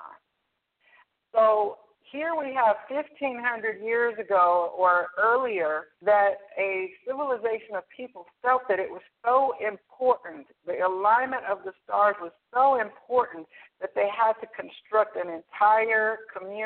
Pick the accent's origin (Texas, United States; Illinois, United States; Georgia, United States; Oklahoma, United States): Georgia, United States; Atlanta; moved away; also born or lived in Playa del Carmen, Mexico; I'm originally from Atlanta